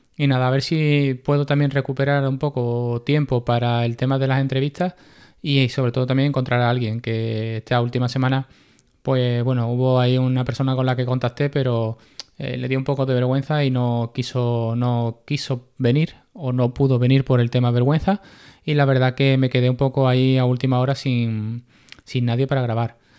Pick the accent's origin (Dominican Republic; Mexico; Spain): Spain; Seville, Andalusia; yo soy de Sevilla